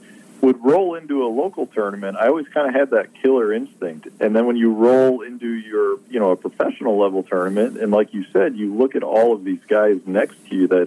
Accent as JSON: {"language": "English", "town": "Chicago", "region": "Illinois", "country": "United States", "tie": "born or raised there", "said": "growing up in Chicago."}